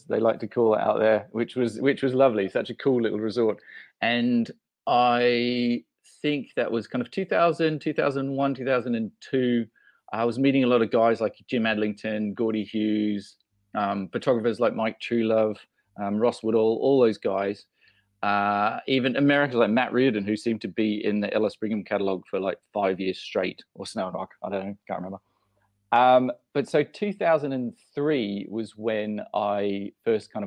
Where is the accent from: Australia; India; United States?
Australia; moved away as an adult; also born or lived in London; being Australian originally, I'd just come over to Europe. I'd just come to London